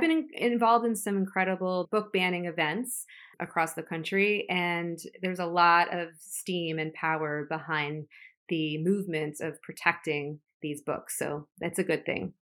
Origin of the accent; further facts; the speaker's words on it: Florida, United States; now in New York City, United States; I'm from Florida